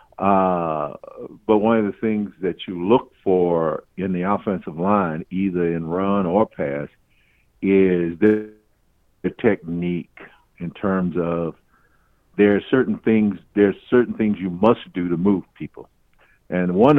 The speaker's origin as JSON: {"language": "English", "town": "St. Louis", "region": "Missouri", "country": "United States", "tie": "born or raised there", "said": "I'm originally from the inner city of St. Louis, Missouri. Grew up in a time of segregation growing up in St. Louis"}